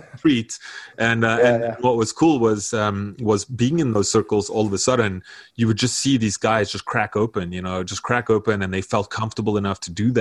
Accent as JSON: {"language": "English", "country": "South Africa", "tie": "born or raised there", "moved": "yes", "lives_now": "North America", "said": "I'm from South Africa, as you can hear, I'm not from here"}